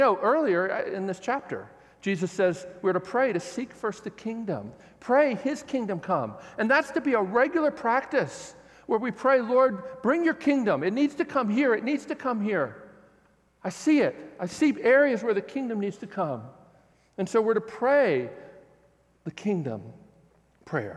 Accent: United States; I'm an American

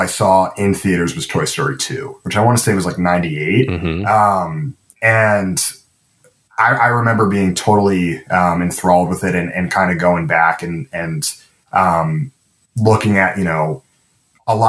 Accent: Baltimore, Maryland, United States; also born or lived in Boston, Massachusetts; now in Los Angeles, United States; Originally from Boston, but mainly grew up in Baltimore.

